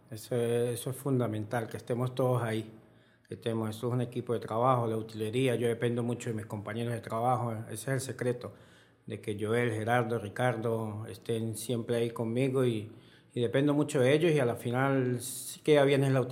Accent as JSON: {"language": "Spanish", "town": "Bramón", "region": "Táchira", "country": "Venezuela", "tie": "born or raised there", "said": "Soy más conocido en mi pueblo, en en Bramón"}